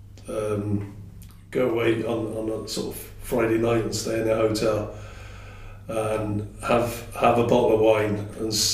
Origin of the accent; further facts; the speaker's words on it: Corsham, South West England, United Kingdom; That was my hometown club